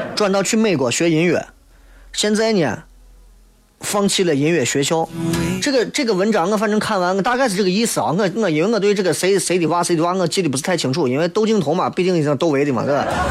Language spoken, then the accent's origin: Chinese; China; 我们中国人说的人脉